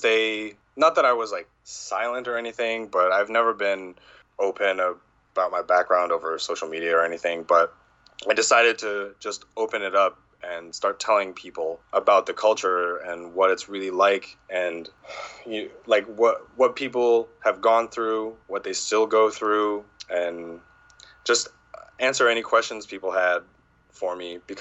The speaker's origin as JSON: {"language": "English", "area": "Southern Ute Reservation", "region": "Colorado", "country": "United States", "tie": "born or raised there", "also_born_or_lived": "California", "said": "I grew up on the Southern Ute Reservation in Colorado, in the Four Corners area."}